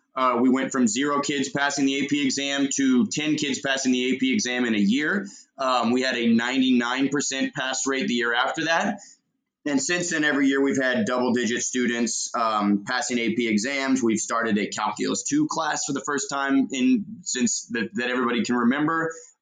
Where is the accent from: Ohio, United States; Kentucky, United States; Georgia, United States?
Kentucky, United States; Louisville; I grew up in Louisville